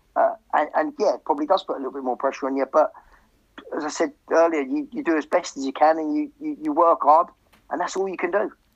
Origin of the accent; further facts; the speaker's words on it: Hemel Hempstead, East of England, United Kingdom; Hemel, I, I, I, I, think we moved there when I was like 11 or 12